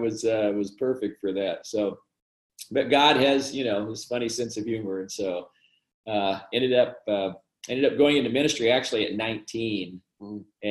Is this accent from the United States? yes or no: yes; Midwest, United States; now in Fairfax, United States; So I grew up in the Midwest. My dad was a pastor. My brother was a pastor. My two grandparents were itinerant preachers. I grew up in that environment.